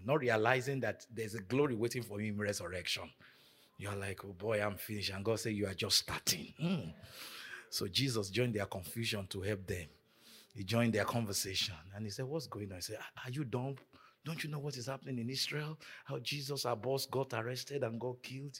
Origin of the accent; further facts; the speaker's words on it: Nigeria; moved away; growing up in Nigeria